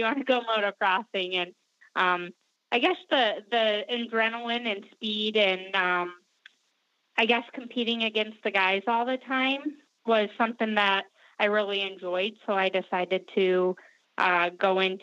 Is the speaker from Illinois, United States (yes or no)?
no; Clio, Michigan, United States; also born or lived in Flint, Michigan; I was born in Flint, Michigan, and raised in Clio, Michigan, which is just about 20 minutes north of Flint.